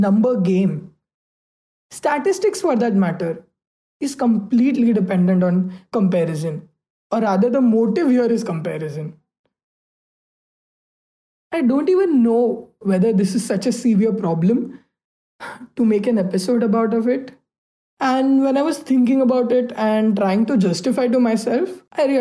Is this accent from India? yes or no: yes; India; being an Indian